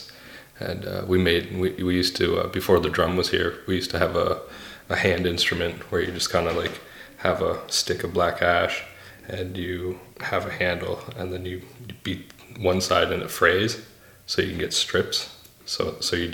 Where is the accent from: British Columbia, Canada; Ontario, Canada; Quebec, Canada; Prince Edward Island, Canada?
Prince Edward Island, Canada; Epekwitk First Nation; from the Epekwitk First Nation